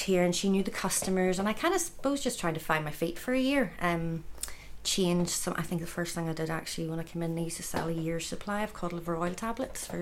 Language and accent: English; Dundonald, Northern Ireland, United Kingdom; I grew up in Dundonald, just up the road